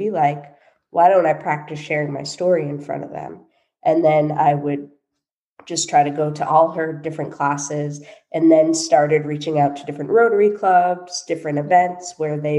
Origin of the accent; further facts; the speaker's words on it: Boston, Massachusetts, United States; moved away as an adult; also born or lived in Los Angeles, California; I moved back from Los Angeles to Boston, lived at home for 1.5 years back in 2012